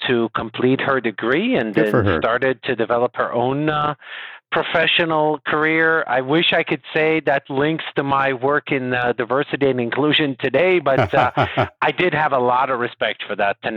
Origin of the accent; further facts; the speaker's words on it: Israel; moved away as an adult; also born or lived in Calgary, Canada / San Francisco, United States / San Diego, United States; now in Dallas, United States; originally, I'm from Israel